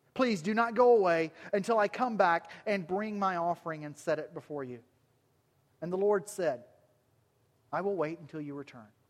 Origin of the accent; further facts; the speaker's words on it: Alabama, United States; accent: southern; moved away; I was born and raised in Alabama